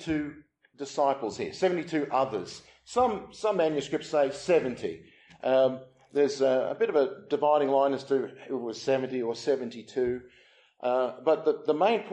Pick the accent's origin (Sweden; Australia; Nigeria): Australia; now in England; I'm from Australia, my wife's from South Africa